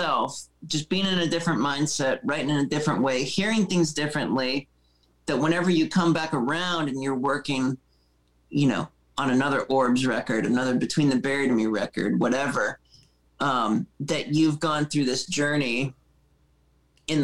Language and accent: English; Erie, Pennsylvania, United States; moved away as an adult; also born or lived in North Carolina; I grew up in Erie, Pennsylvania, where I was in band since I was 12 and I moved to North Carolina when I was 20.